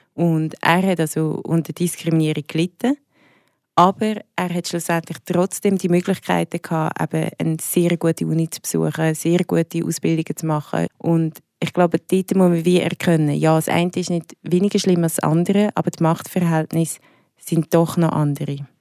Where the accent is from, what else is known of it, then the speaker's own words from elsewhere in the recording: Willisau, Lucerne, Switzerland; also born or lived in Zurich (Schwammendingen); Also ich bin in Zürich aufgewachsen, in Schwammendingen. Und bin dann mega, also sehr jung, mit 8 auf Willisau gezogen, das ist im Luzerner Hinterland